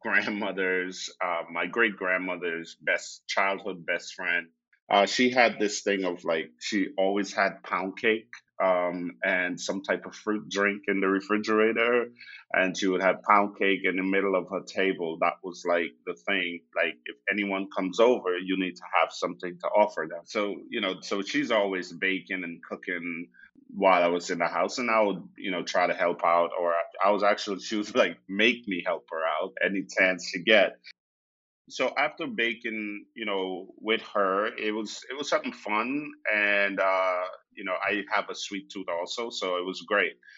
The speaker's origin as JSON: {"language": "English", "country": "Guyana", "tie": "born or raised there", "moved": "yes", "lives_now": "Austin, United States", "said": "growing up in Guyana, I, you know, moved around a lot."}